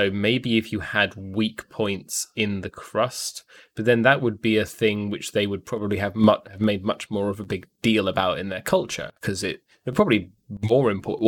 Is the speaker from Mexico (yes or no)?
no; United Kingdom; I'm British.